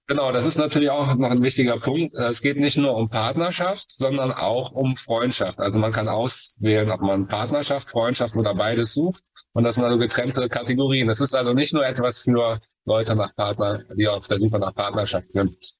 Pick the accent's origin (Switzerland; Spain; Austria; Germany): Germany; Cologne, North Rhine-Westphalia; ich komme aus Köln